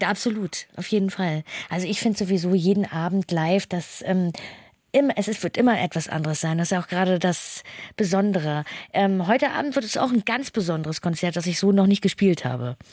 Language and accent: German; Hamburg, Germany; für mich als Hamburgerin